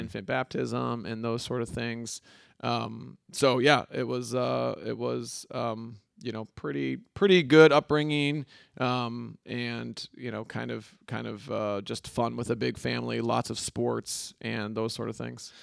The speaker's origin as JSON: {"language": "English", "town": "Grand Rapids", "region": "Michigan", "country": "United States", "tie": "born or raised there", "said": "born and raised in Grand Rapids, Michigan, West Michigan"}